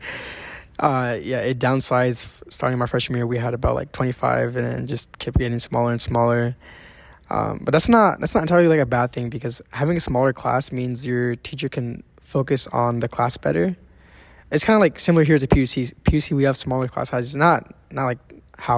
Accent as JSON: {"language": "English", "town": "Fairfield", "region": "California", "country": "United States", "tie": "born or raised there", "also_born_or_lived": "Pleasant Hill, California", "said": "I live in Fairfield and I went to school all the way in the Bay in Pleasant Hill"}